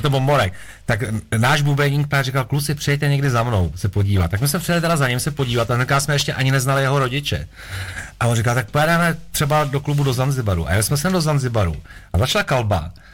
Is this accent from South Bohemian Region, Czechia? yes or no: no; Prague, Czechia; moved away as an adult; jakožto rodilej Pražák jsem se odstěhoval vlastně z Prahy